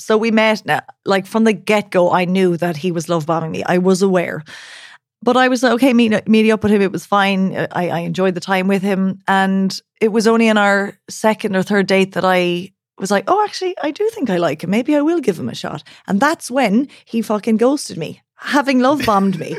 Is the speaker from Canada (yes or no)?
no; Ireland; accent: Irish; now in Berlin, Germany; There's my Irish accent